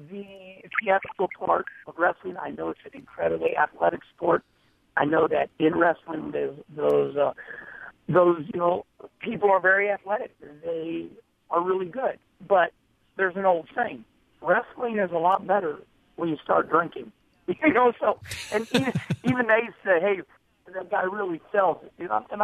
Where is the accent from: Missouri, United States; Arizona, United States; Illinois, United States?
Missouri, United States; Arnold; moved away as an adult; also born or lived in Charlotte, North Carolina; when I grew up in Arnold